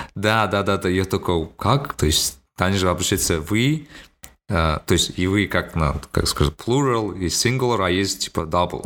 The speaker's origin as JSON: {"language": "Russian", "region": "Almaty", "country": "Kazakhstan", "said": "я говорю из Алматы"}